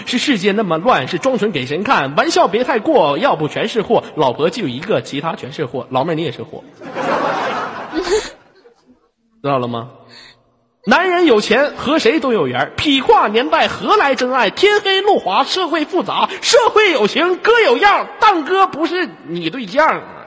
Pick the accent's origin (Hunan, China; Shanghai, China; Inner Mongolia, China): Inner Mongolia, China; 我家是非常美丽的内蒙古大草原